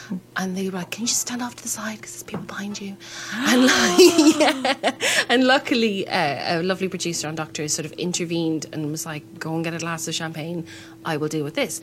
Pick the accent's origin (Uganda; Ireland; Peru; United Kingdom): Ireland; I am Irish